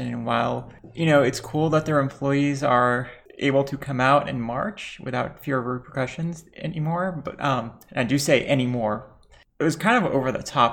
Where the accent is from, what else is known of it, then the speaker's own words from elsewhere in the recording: Lebanon; Bi trans Lebanese.